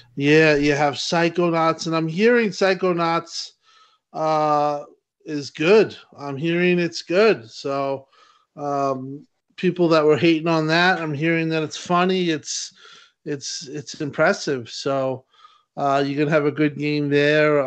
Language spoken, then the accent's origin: English; New York, United States; I'm a New Yorker